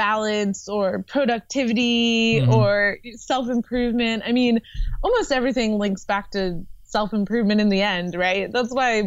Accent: San Francisco, California, United States; born or raised there

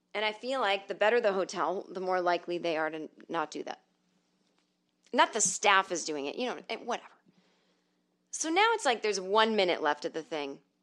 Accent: the North, United States; I'm from the North

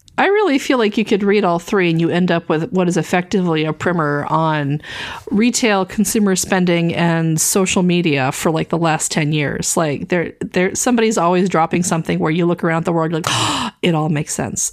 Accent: American South, United States; growing up in the American South

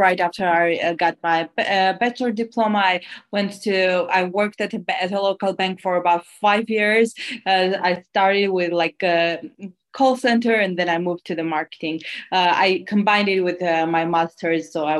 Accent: Armenia; English is a second language; also born or lived in Los Angeles, United States; Actually, I was born in LA and then moved back to Armenia, where my parents are from. And I've been like back and forth.

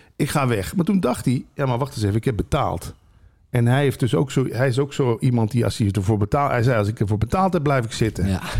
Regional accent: Limburg, Netherlands; moved away; ik kom uit Limburg dan oorspronkelijk

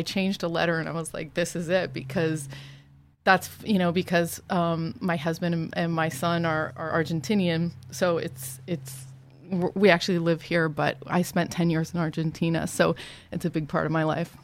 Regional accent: Ohio, United States; I grew up in Ohio

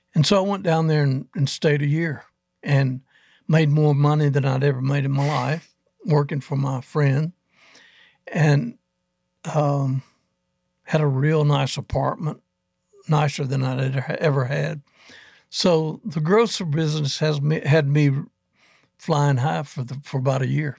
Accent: Athens, Alabama, United States; We were in Huntsville, Alabama area, in Athens. I'm from Athens.

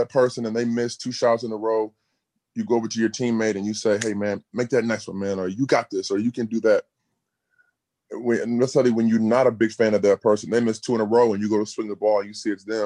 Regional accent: Bloomington, Indiana, United States; me growing up in Bloomington

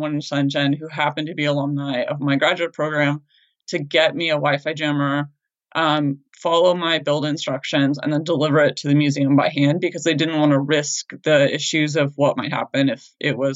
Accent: United States; as an American

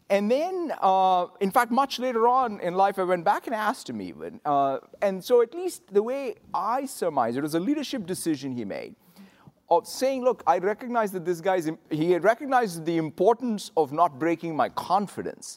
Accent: Hyderabad, Telangana, India; moved away as an adult; now in United States; growing up in Hyderabad in India in the late seventies, early eighties

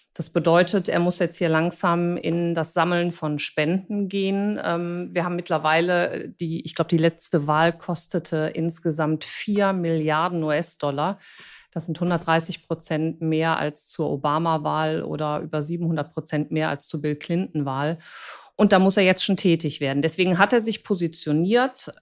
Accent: Germany; als ähm, Deutsche

